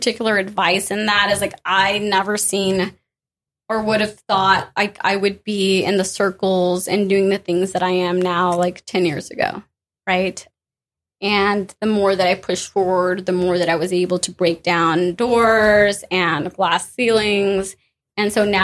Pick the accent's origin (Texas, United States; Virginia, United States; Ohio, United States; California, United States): Texas, United States; San Antonio; also born or lived in Austin; I'm from San Antonio